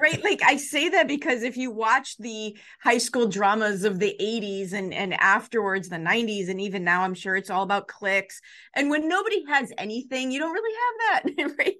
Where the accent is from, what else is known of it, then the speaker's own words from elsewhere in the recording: Chicago, Illinois, United States; I grew up in the Chicago public school system in the seventies and eighties